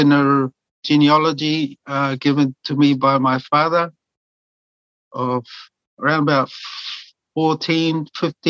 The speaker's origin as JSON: {"language": "English", "region": "Wellington", "country": "New Zealand", "tie": "born or raised there", "also_born_or_lived": "Nukunonu, Tokelau / Petone / Porirua", "second_language": "English", "said": "our parents brought us here to live in Wellington in around about 1968"}